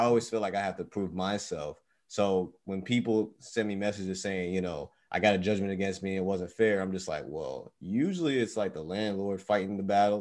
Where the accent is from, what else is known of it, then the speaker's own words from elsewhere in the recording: New York, United States; moved away; we're actually from New York